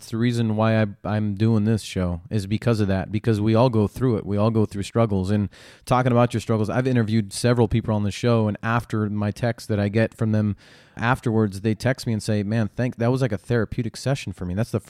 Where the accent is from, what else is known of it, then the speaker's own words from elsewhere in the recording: San Diego, California, United States; end up in my hometown of San Diego?